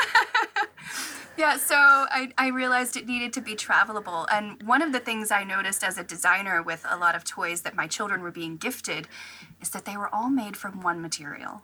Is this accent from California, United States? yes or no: no; Tennessee, United States; moved away as an adult; now in Virginia, United States; I was actually born and raised in Tennessee